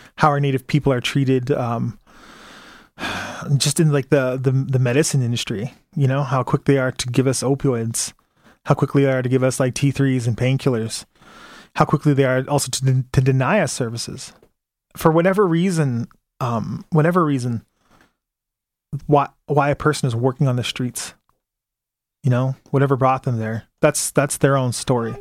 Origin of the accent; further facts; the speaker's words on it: Calgary, Alberta, Canada; I was born in Calgary.